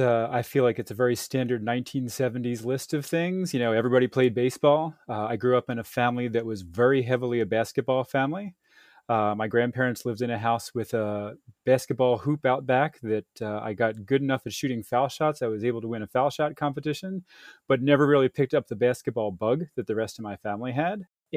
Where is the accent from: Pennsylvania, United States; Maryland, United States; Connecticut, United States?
Pennsylvania, United States; Upper Darby; I grew up in a place called Upper Darby, Pennsylvania. It's just outside of Philadelphia